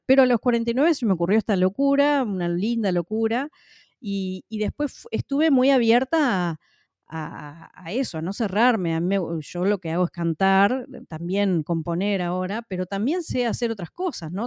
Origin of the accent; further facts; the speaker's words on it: Uruguay; en mi país, en la ciudad de Paysandú, que es la segunda ciudad más poblada del Uruguay